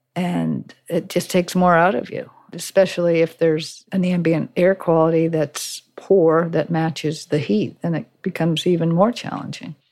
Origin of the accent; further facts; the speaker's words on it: Cape Elizabeth, Maine, United States; my hometown of Cape Elizabeth